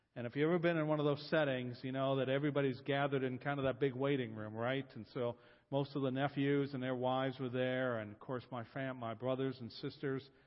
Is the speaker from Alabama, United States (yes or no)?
no; Columbus, Ohio, United States; I'm from Columbus, Ohio.